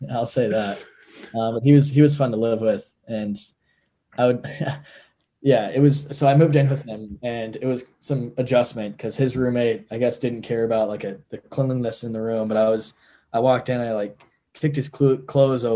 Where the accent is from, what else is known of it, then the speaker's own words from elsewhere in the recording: Texas, United States; also born or lived in North Carolina; now in Midwest, United States; Born and raised in Texas.